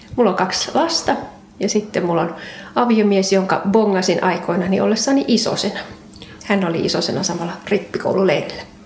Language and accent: Finnish; Ostrobothnia, Finland; now in Kirkkonummi, Finland; alun perin pohjalainen